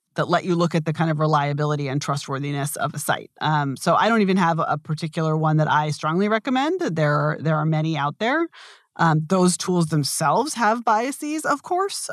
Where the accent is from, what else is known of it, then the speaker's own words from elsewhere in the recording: United States; I do think of myself as being very American